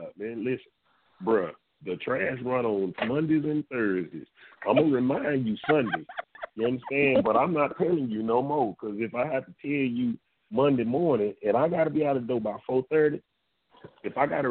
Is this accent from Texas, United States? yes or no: yes; Dallas, Texas, United States; born or raised there